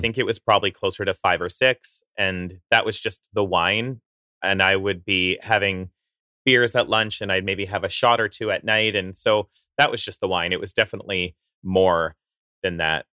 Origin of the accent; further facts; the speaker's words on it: Coaldale, Alberta, Canada; moved away; I grew up in the town of Coldale, Alberta